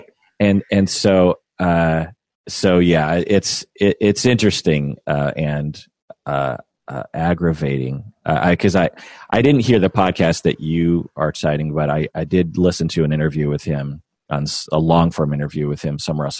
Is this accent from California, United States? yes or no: no; Washington, United States; I feel very Washingtonian and very American